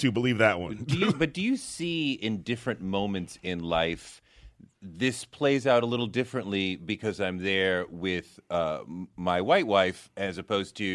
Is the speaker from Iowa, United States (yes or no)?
no; Boston, Massachusetts, United States; Yeah, Wait, where I grew up in Boston. I was in Mattapan.